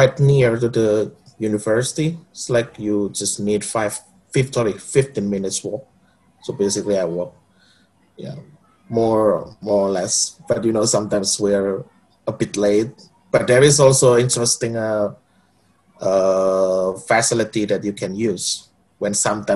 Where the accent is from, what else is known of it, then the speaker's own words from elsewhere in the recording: Surabaya, East Java, Indonesia; moved away as an adult; now in Gothenburg, Sweden; I come from Surabaya, which is also the second biggest city in Indonesia